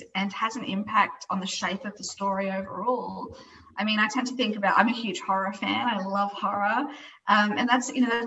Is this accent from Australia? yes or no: yes; Brisbane, Queensland, Australia; moved away as an adult; now in Melbourne, Australia; I grew up in Brisbane. I only moved to Melbourne a couple of years ago, so I'm a very recent expat of Brisbane.